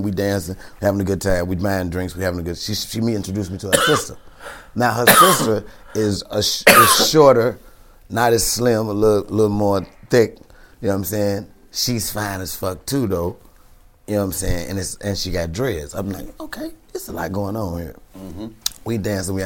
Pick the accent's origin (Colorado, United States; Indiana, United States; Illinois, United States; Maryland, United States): Illinois, United States; Chicago; I'm from Chicago